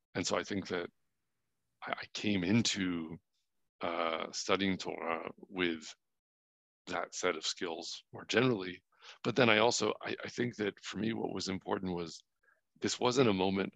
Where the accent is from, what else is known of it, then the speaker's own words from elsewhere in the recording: New Hampshire, United States; also born or lived in Boston; I was born in Boston. I grew up mostly in New Hampshire.